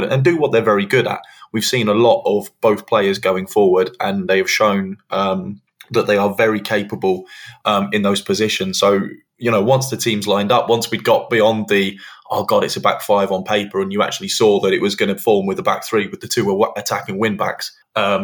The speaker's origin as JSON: {"language": "English", "region": "England", "country": "United Kingdom", "said": "as an English football fan"}